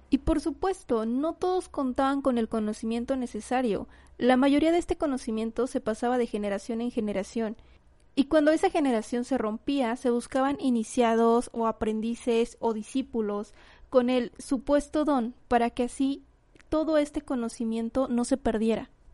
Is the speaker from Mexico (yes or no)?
yes; Mexico; aquí en, en mi país, aquí en México